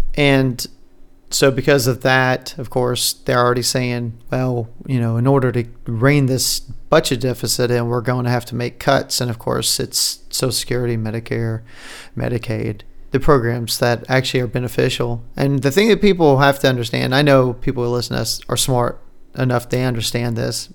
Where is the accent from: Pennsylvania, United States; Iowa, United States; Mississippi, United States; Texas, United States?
Texas, United States; as a Texan